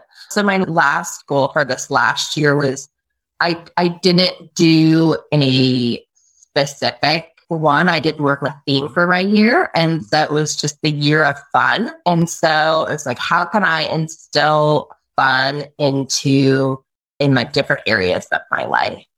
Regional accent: Bellingham, Washington, United States; also born or lived in Alaska; I am originally from Alaska and from Bellingham, Washington.

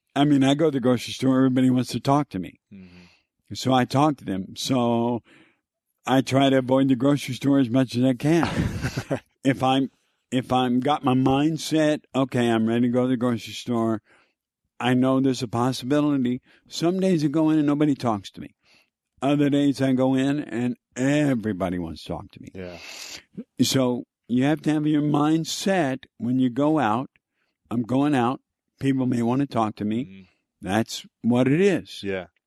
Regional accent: Texas, United States; I grew up in Texas

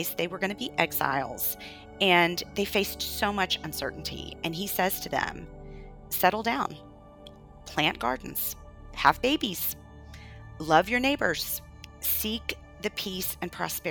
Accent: the Bible Belt, United States; now in New York City, United States; I grew up in the Bible Belt

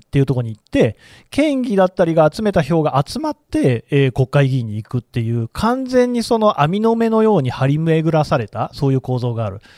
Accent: Nagoya, Aichi, Japan; moved away; 私は出身は名古屋で、まあ、言ってみれば都市部だったので

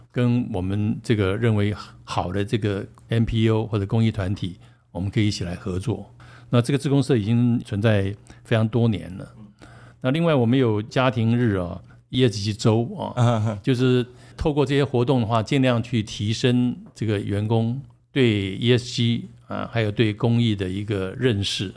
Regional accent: Taiwan; 都是台湾的大环境的一个产物

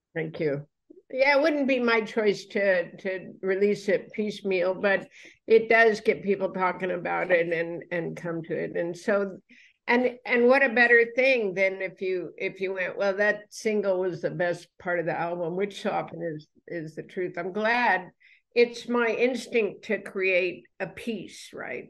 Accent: United States; I'm American.

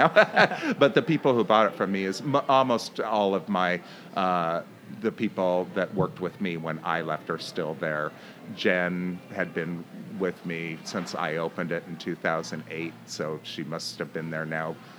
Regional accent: Pacific Northwest, United States; Well, my parents, we grew up in the Northwest, and my parents lived in Portland until about, I want to say, the late 80s.

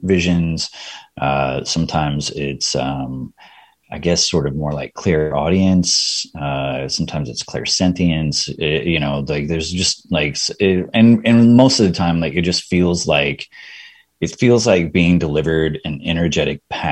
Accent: Texas, United States; moved away as an adult; also born or lived in Bay Area, California; now in Austin, United States; I was born and raised in Texas, but like before I moved to Austin, I was in the Bay Area in California for 11 years.

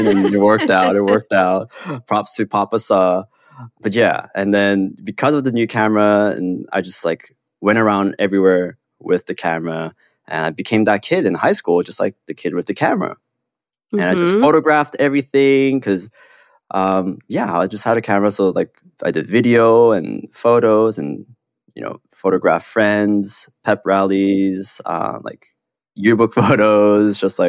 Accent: South Korea; also born or lived in Hong Kong; I grew up in Korea and Hong Kong, and I have, like, very stereotypically Korean parents

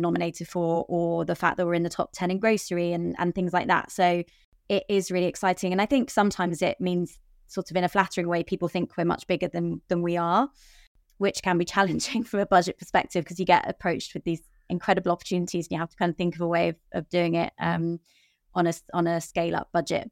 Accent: London, United Kingdom; I'm born and raised in London

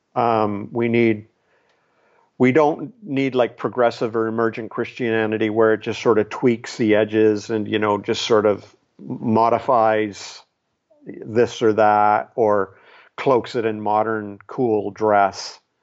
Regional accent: Canada; here I'm Canadian. I'm not even American

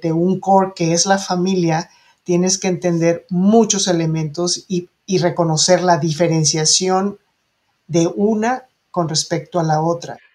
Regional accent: Mexico

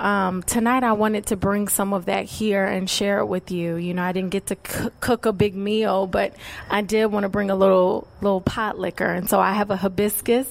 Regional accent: North Carolina, United States; moved away as an adult; also born or lived in New York; I was away from North Carolina for almost 10 years, and very much things went my way for the most part, right? We all have our moments, but things were aligning in New York in a way that left people like, wait, why are you moving back to North Carolina?

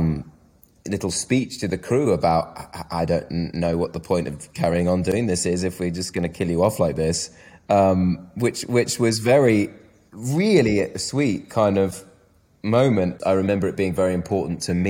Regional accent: United Kingdom; I'm very British.

